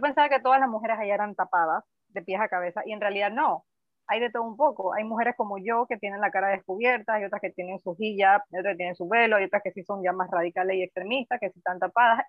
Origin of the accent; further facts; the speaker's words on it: Panama; Yo soy panameña